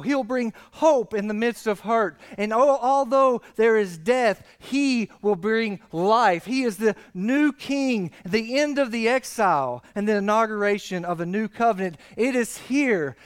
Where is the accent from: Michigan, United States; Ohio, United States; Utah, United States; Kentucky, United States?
Kentucky, United States; McQuady; I'm from McQuady